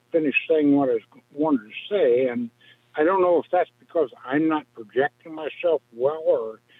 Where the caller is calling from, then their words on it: Galesburg, Illinois, United States; I am from Galesburg, the city that's probably already asleep, and we're 976 miles from Madison Square Garden